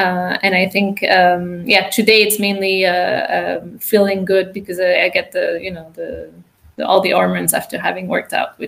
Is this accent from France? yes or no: yes; France; also born or lived in United States / Latin America; now in Switzerland; I'm French-American, born in the States. I grew up in Latin America and then France. And then I did my master's in Switzerland.